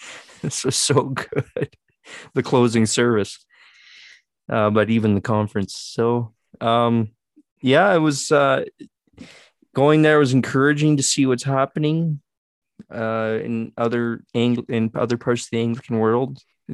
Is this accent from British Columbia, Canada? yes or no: no; Saskatchewan, Canada; I was one of very few Canadians. So when I would say to people, I'm from Saskatchewan, oh, where's that? It's in Canada.